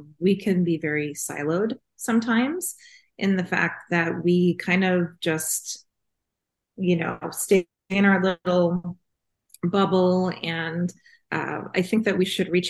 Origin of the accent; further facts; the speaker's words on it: New York, United States; moved away as an adult; now in California, United States; Growing up in New York, and my mom is half Italian